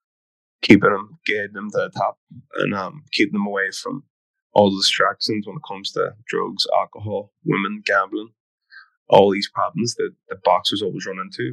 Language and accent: English; Belfast, Northern Ireland, United Kingdom; we're both from St. James